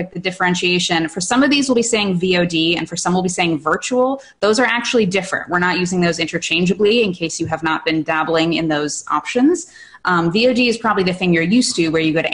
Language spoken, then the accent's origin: English; Sudbury, Massachusetts, United States; I am from Sudbury, Massachusetts